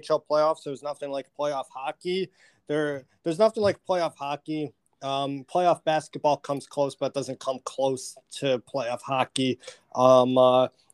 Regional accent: Buffalo, New York, United States; living and growing up in Buffalo

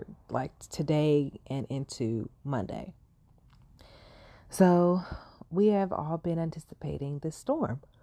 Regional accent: Los Angeles, California, United States; being a Californian, a Los Angeles native

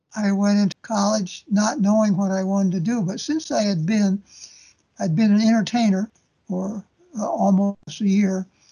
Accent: Des Moines, Iowa, United States; moved away as an adult; now in Waterloo, United States; Des Moines is my hometown, even though I'm in Waterloo. I was born and raised in Des Moines

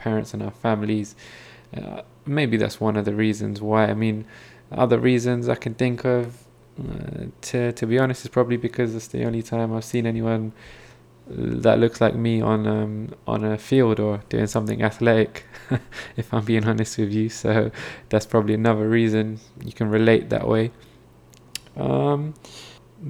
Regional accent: United Kingdom; I'm British Asian myself

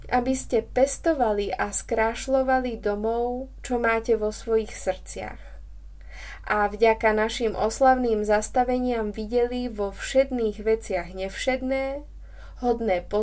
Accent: Slovakia; A ak ma pamäť neklame, tak som si privodila ako správna Slovenka žlčníkový záchvat už v detstve.

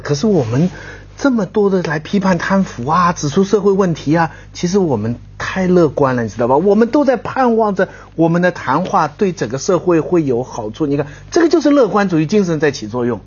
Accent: China; 就是说我们中国人现世啊，就是没有来世

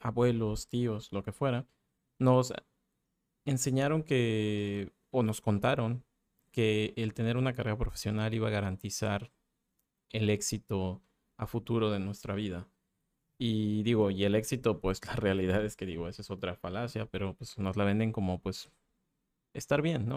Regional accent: Mérida, Yucatán, Mexico; en mi ciudad natal, en Mérida

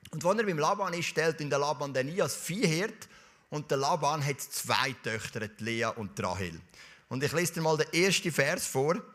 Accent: Zurich, Switzerland; in dieser Kille, wo ich aufgewachsen bin, sind wir oft am Sonntag nach dem Gottesdienst, sind so 15, 20 junge Leute, wir hatten eine grosse Jugendgruppe, gehabt, sind wir zusammen essen und nachher sind wir shooten. In Knonau, Säule am Kanton Zürich

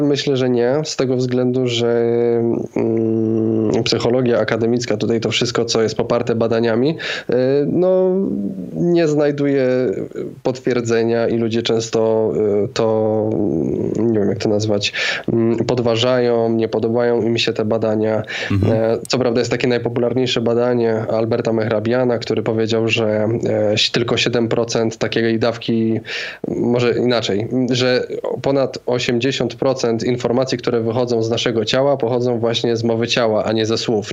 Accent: Zakopane, Lesser Poland, Poland; moved away; ja pochodzę z takiej no, mniejszej miejscowości, 20 parę tysięcy mieszkańców, Zakopane, a teraz przeprowadziłem się do większego miasta

